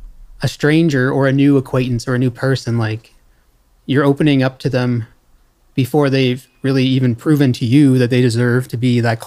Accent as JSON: {"language": "English", "town": "Sussex", "region": "New Brunswick", "country": "Canada", "tie": "born or raised there", "also_born_or_lived": "Montreal", "lives_now": "Saint John, Canada", "said": "Yeah, well, so I moved back to Sussex after Montreal."}